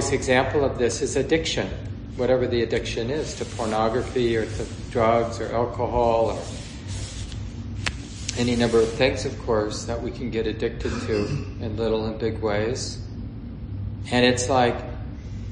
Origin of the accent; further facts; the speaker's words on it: Minneapolis, Minnesota, United States; I grew up in Minneapolis